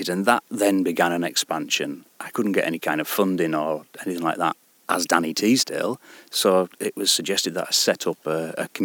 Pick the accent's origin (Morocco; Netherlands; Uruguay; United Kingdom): United Kingdom; Penruddock, North West England; also born or lived in Glenridding; I've lived in this area all my life. So we're from Penruddock. I grew up in Penruddock